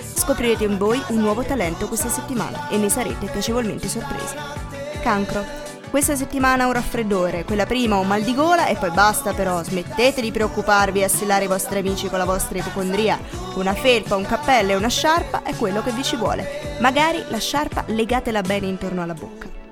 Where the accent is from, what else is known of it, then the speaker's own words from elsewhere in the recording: Molise, Italy; sono molisana